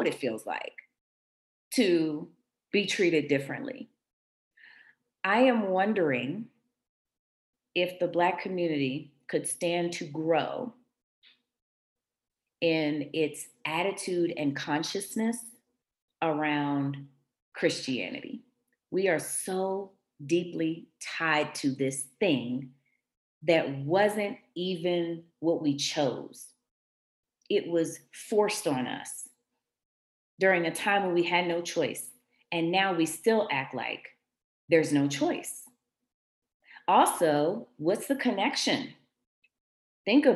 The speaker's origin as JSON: {"language": "English", "town": "Washington", "region": "District of Columbia", "country": "United States", "tie": "born or raised there", "said": "The church that I grew up in Washington, D.C., Shiloh Baptist"}